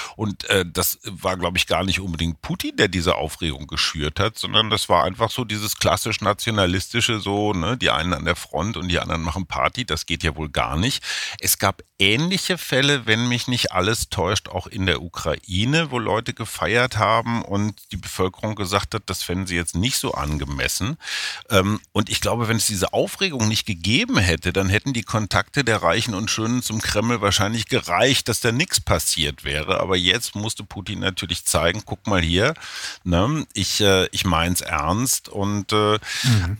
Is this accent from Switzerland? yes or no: no; Germany; now in Berlin, Germany; als Deutsche